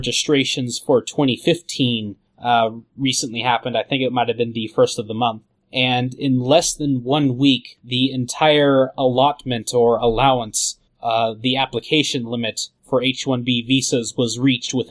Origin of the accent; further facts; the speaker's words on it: United States; being an American